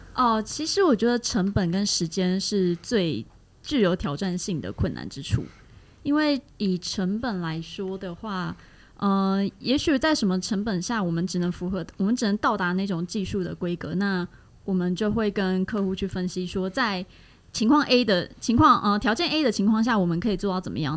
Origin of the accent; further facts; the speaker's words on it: Taiwan; 我是土生土长都在台湾发展的